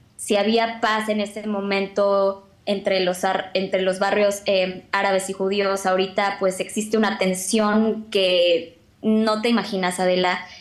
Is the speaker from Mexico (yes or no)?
yes; Mexico; now in Israel; somos aproximadamente mil mexicanos los que residimos aquí en Israel